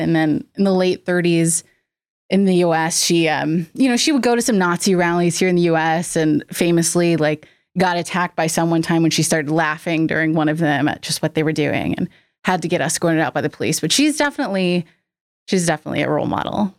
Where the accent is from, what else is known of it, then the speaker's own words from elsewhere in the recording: North Carolina, United States; moved away as an adult; now in Nashville, United States; I was born and raised in North Carolina